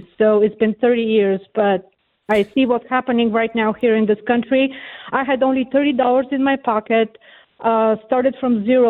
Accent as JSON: {"language": "English", "country": "Bulgaria", "second_language": "English", "moved": "as an adult", "lives_now": "United States", "said": "I'm from Bulgaria, and I escaped Bulgaria as a refugee, actually, and it was still communist in 1990. I was in my, I was 20 years old, and I was an artist"}